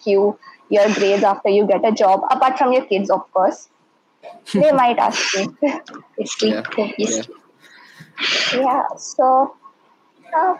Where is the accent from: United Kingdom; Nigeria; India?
India; Kolkata, West Bengal; I'm from Kolkata.